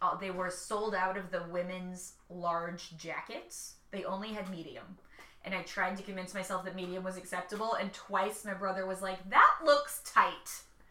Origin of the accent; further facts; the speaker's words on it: United States; being American